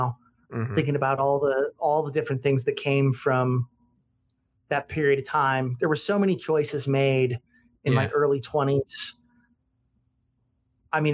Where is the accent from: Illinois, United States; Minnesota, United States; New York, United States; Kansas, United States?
Kansas, United States; Garden City; moved away as an adult; also born or lived in Lawrence, Kansas; growing up in that city with very liberal parents